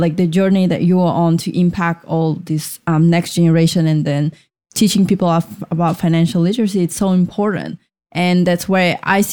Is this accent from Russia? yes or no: yes; Russia; now in United States; I grew up in Russia.